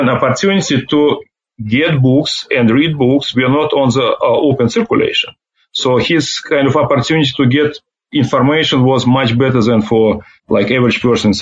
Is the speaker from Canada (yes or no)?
no; Ufa, Bashkortostan, Russia; English is a second language; moved away as an adult; now in United States; I'm growing up in the Ufa, which is the capital of Bashkortostan